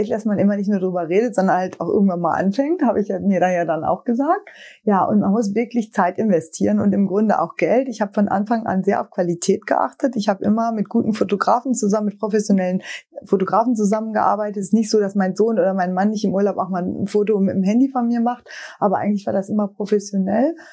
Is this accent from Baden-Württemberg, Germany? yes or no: no; North Rhine-Westphalia, Germany; Ich komme ja aus dem Sauerland und da sind wir beiden schon immer nach Düsseldorf oder Dortmund damals gefahren